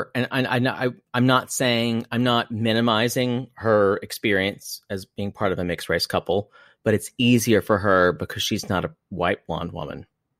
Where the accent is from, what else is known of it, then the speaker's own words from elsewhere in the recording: South Carolina, United States; Growing up in South Carolina.